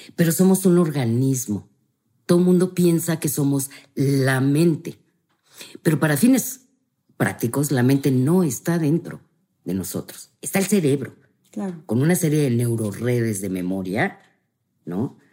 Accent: Mexico; como buenos mexicanos, sí somos gente de ritual

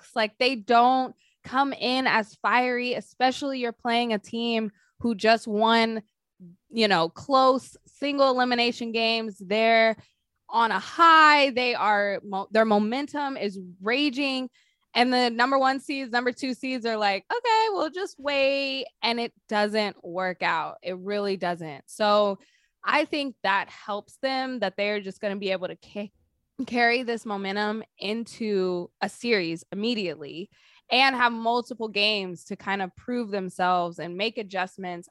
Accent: Sacramento, California, United States; I'm from Sacramento

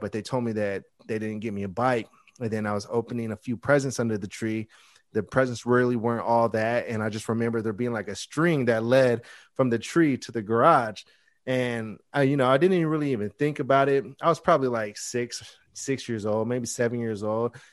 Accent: Bay Area, California, United States; I'm from the Bay Area

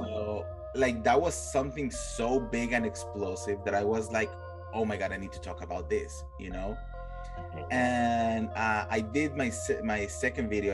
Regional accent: Colombia; moved away as an adult; now in Los Angeles, United States; I'm originally from Colombia, mm-hmm. and I moved here uh, to LA. It's going to be nine years this year that I moved here.

